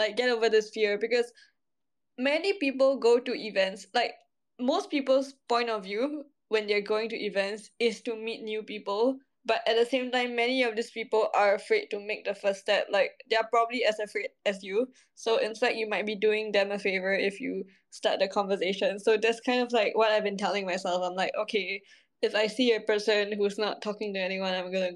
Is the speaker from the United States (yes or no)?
no; Singapore; I'm all the way from Asia in Singapore